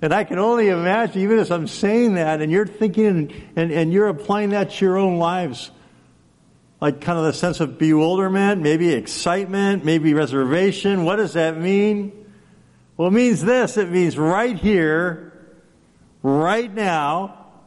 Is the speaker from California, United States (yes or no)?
yes; Los Angeles, California, United States; now in Alaska, United States; I grew up in Los Angeles